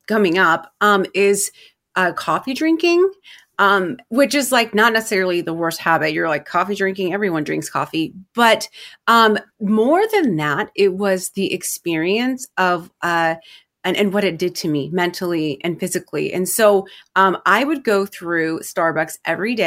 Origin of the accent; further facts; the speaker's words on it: Milwaukie, Oregon, United States; I am from Milwaukee, Oregon